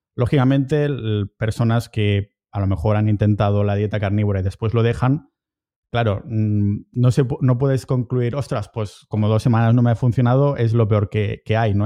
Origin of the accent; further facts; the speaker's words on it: a town near Barcelona, Catalonia, Spain; moved away as an adult; now in Estonia; estoy en mi pueblo cerca de Barcelona